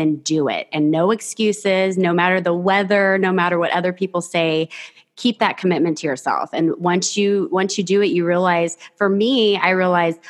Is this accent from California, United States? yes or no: yes; Fresno, California, United States; also born or lived in San Diego; I grew up in the Central Valley in a place mm-hmm. called Fresno. I lived there until I was 21 years old